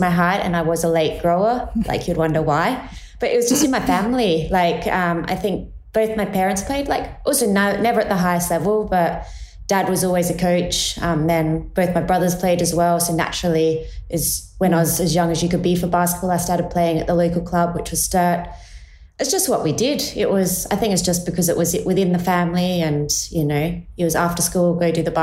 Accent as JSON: {"language": "English", "area": "Adelaide Hills", "region": "South Australia", "country": "Australia", "tie": "born or raised there", "moved": "as an adult", "said": "I grew up in the Adelaide Hills, and I have two brothers"}